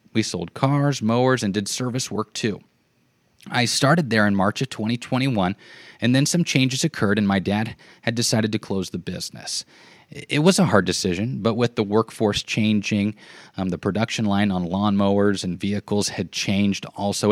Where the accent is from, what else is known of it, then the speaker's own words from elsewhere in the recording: Cambridge, Nebraska, United States; I grew up in Cambridge, Nebraska, located in the southwest part of the state.